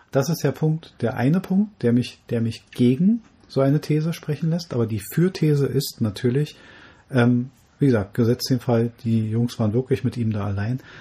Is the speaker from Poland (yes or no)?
no; Germany; bei uns in Deutschland